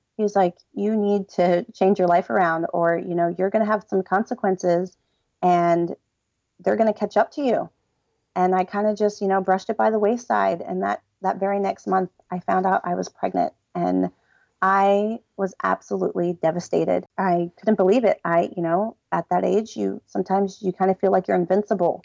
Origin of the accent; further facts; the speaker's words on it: Delaware, United States; I'm from Delaware